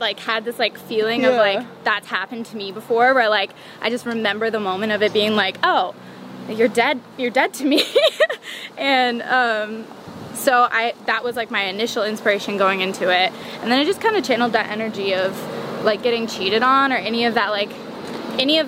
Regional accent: Merritt Island, Florida, United States; now in Los Angeles, United States; growing up in Florida, it's like you're just in this small town

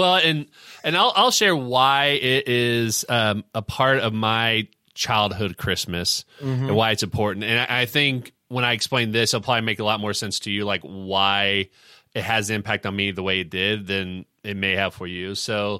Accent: Indiana, United States; we can relate to, you know, growing up in Indiana.

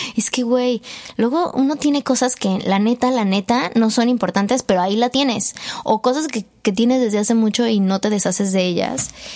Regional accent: Mexico; como buen mexicano

